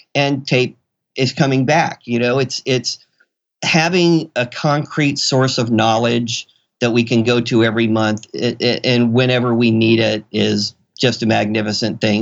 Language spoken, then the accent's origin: English; Florida, United States; moved away as an adult; now in Seattle, United States; I came from Florida, and, and to say the least, where I was from was not the technological mecca of the world